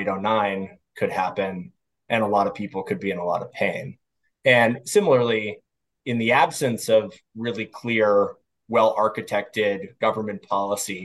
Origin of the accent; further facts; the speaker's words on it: Washington, District of Columbia, United States; I grew up here in Washington, D.C., which is where I'm currently sitting